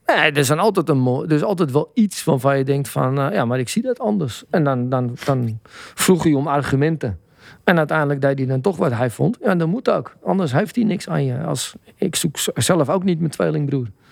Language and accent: Dutch; Amsterdam, North Holland, Netherlands; ik ben van Blauwe Zand. En dat was bepaald niet eh, de beste buurt van Amsterdam-Noord.